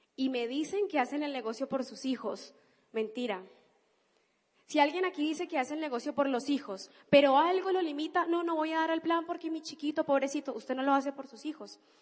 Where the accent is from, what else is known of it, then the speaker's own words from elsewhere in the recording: Cali, Valle del Cauca, Colombia; now in Argentina; Yo no soy argentina, yo soy colombiana, soy de Cali